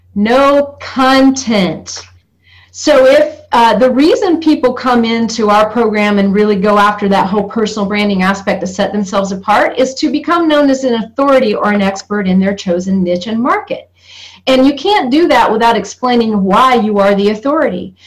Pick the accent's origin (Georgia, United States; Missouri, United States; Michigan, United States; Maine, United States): Georgia, United States; North; I come from North Georgia, from moonshine country, from NASCAR racing, where NASCAR began.